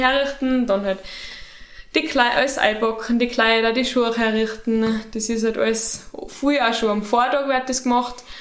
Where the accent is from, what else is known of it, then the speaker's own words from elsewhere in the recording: St. Jakob in Haus, Tyrol, Austria; moved away as an adult; now in Innsbruck, Austria; meiner Heimat